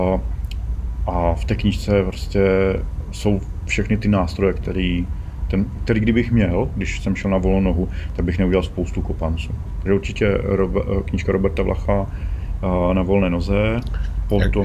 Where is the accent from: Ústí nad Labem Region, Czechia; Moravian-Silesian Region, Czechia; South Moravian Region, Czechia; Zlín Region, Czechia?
South Moravian Region, Czechia; Brno; my jsme z Brna